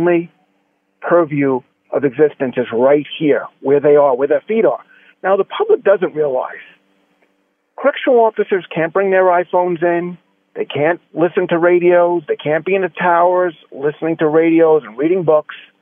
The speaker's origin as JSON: {"language": "English", "town": "New York City", "region": "New York", "country": "United States", "tie": "born or raised there", "said": "as a kid growing up in New York."}